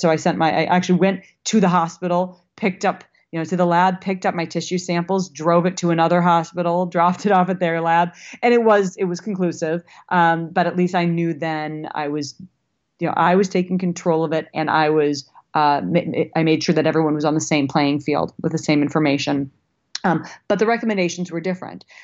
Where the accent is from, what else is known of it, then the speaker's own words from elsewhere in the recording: Minnesota, United States; now in Los Angeles, United States; I live in L A, but I'm from Minnesota, and I still have a lot of Minnesota girl in me